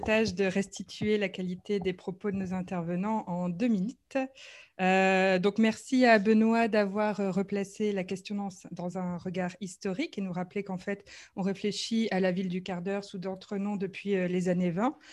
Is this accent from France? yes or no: no; Brussels, Brussels-Capital Region, Belgium; en tant que Bruxellois